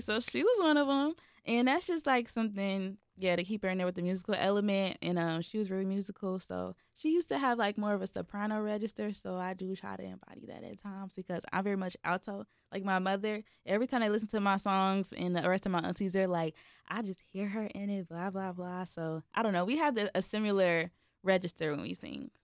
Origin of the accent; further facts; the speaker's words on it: Chicago, Illinois, United States; I'm from Chicago